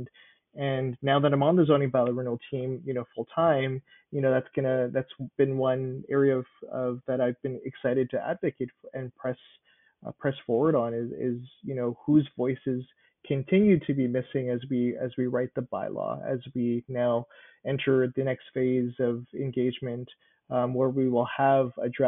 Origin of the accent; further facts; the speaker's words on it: Winnipeg, Manitoba, Canada; I was born and raised in Winnipeg